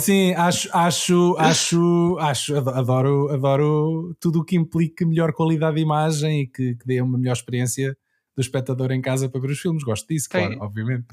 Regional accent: Anadia, Aveiro District, Portugal; now in Lisbon, Portugal; eu sou da Nadia, que é no Distrito de Aveiro, mas estou a viver uhum. em Lisboa.

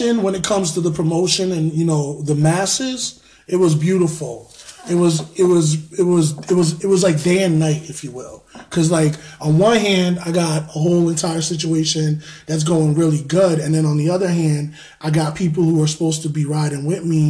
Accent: New York, United States; moved away as an adult; now in Connecticut, United States; born and raised in New York

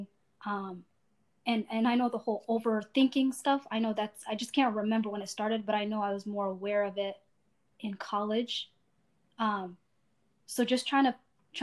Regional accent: Indianapolis, Indiana, United States; also born or lived in Asmara, Eritrea; I was born in Eritrea, Asmara specifically, in 1991. And then my family and I immigrated to Indianapolis, Indiana in 1997. So I came to the States when I was 6 years old, went to grade school and college in Indiana.

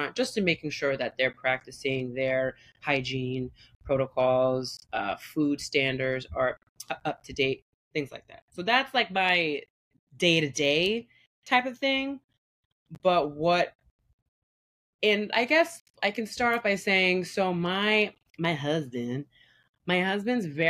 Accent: small town north of the Bronx, New York, United States; also born or lived in Staten Island, New York; I grew up in a very predominantly white small town. I was born in Staten Island. My mom's from DR. My dad is white. Parents divorced. My dad actually stayed. He moved to the Bronx. And my mom moved up north, like a hour or so away from the Bronx

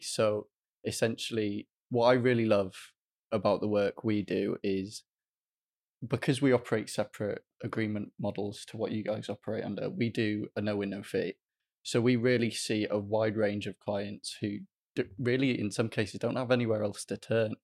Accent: Welsh, Wales, United Kingdom; as a Welsh student

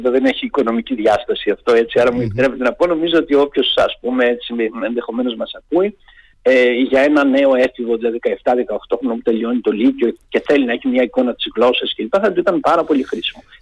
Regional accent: Peloponnese, Greece; Εγώ είμαι από τη Λακωνία και πίσω από τα βουνά ε, του χωριού μου, όταν ανεβαίναμε και πηγαίναμε τα πρωινά στα χωράφια και είχε καθαρό καιρό, βλέπαμε την Κρήτη.

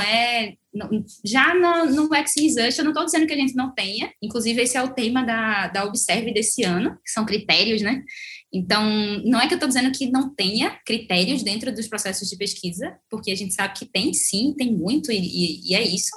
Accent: Brazil; enquanto brasileira

